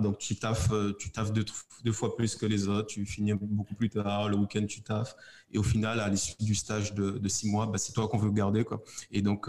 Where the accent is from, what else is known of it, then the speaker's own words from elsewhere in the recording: Guadeloupe; moved away as an adult; also born or lived in metropolitan France; now in Martinique; je suis guadeloupéen et je vis en Martinique